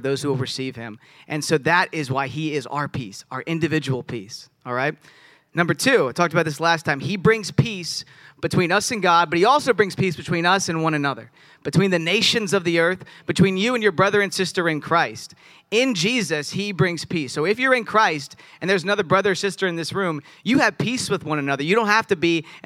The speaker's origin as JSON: {"language": "English", "region": "Virginia", "country": "United States", "said": "I'm from Virginia"}